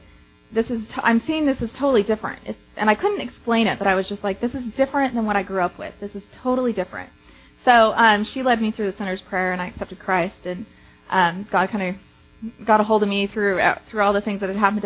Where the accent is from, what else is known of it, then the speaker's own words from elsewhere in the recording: Provo, Utah, United States; moved away as an adult; now in Dallas, United States; I was born and raised in Provo, Utah